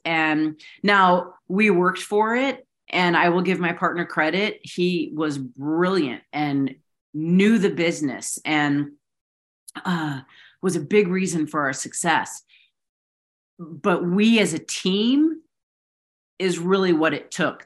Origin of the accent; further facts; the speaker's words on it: Chicago, Illinois, United States; growing up in Chicago